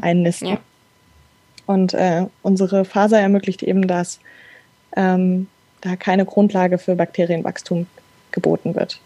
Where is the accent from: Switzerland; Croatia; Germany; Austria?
Germany; Frankfurt, Hesse; moved away as an adult; now in Darmstadt, Germany; ich komme aus Frankfurt, ähm, bin aber jetzt schon seit einigen Jahren in Darmstadt